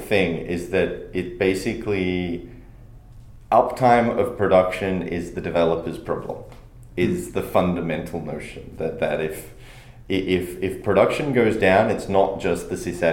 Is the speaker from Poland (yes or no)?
no; Australia; I'm an Australian